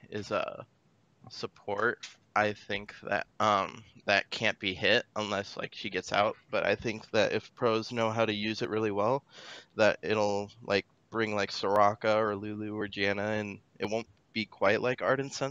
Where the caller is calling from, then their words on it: Newton, Iowa, United States; Uh, Newton, Iowa.